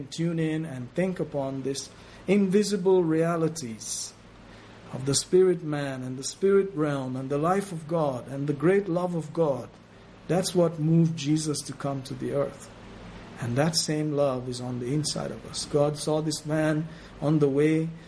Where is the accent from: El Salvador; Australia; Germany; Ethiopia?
Ethiopia; I was born in Ethiopia